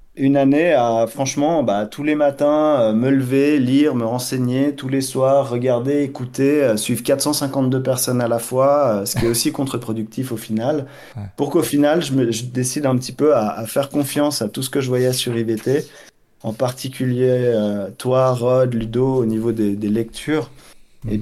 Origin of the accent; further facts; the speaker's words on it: Switzerland; j'ai grandi en Suisse, j'adore ce pays